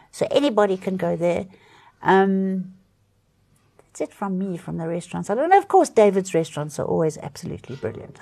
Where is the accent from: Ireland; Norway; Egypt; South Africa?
South Africa; It's hard being a South African at the moment